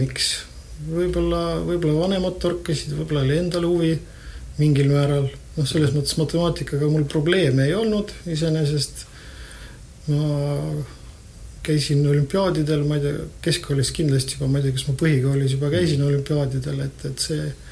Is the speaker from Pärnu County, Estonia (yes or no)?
no; Tallinn, Harju County, Estonia; also born or lived in Tartu; mina olen Tallinnast